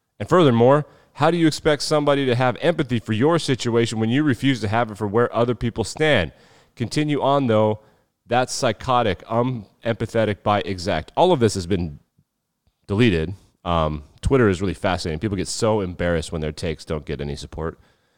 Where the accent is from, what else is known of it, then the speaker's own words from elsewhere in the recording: Wyoming, United States; I'm born and raised in Wyoming.